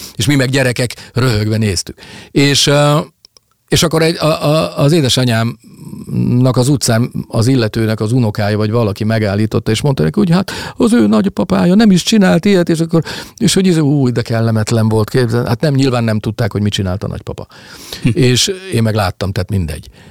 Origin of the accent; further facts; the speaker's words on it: Hungary; also born or lived in Salgótarján / Budapest / Toronto; olyan helyen nőttem fel itt, amiről az előbb is meséltem, ahol 10, 10 kilométeres körzetben csak erdő és hegyek voltak